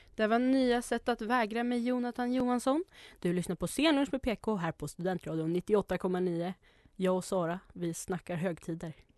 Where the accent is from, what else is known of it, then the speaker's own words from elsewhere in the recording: Norrland, Sweden; jag är från Norrland så vi har ju snö på jul